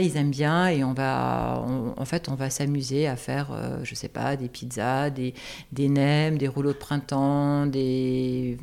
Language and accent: French; Alsace, Grand Est, France; moved away as an adult; also born or lived in Strasbourg / Quebec; now in Paris, France; Alors, je suis alsacienne. Pour moi, c'est très important parce que j'ai été élevée à la campagne